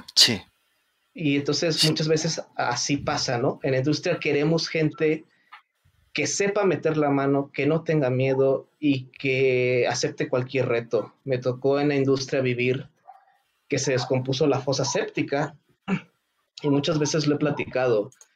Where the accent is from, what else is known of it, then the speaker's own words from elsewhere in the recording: Mexico; no soy japonés, no soy asiático, soy 100% mexicano